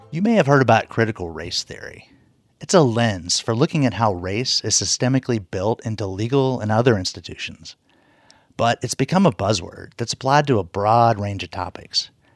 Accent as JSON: {"language": "English", "region": "Appalachia", "country": "United States", "tie": "born or raised there", "said": "growing up in the mountains"}